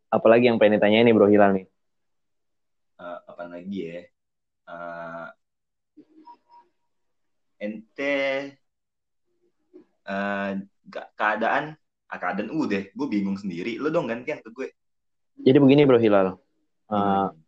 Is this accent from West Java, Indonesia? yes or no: yes; Ciamis, West Java, Indonesia; Iya gue masih di kampung gue nih biasa. Gue juga terisolasi di sini.